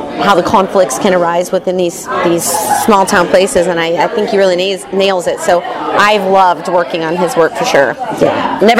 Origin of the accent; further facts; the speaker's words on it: Butte, Montana, United States; moved away as an adult; also born or lived in Missoula, Montana / Irvine, California; now in Los Angeles, United States; here at the Chance Theater. I am originally from Montana. I grew up in Butte, Montana, a little copper Irish mining town up there.